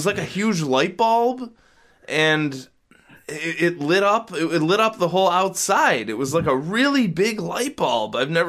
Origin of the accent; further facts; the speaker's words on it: Niagara, New York, United States; So the whole time I was there, I just said I'm from Niagara.